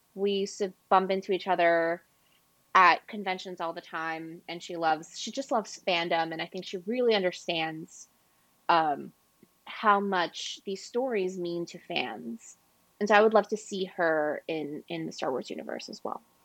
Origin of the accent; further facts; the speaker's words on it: Ecuador; I'm from Ecuador and Latin American